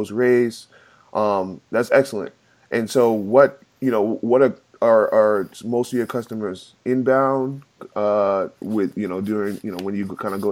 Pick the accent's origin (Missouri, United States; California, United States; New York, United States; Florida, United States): New York, United States; I grew up in New York. And, you know, Queens, New York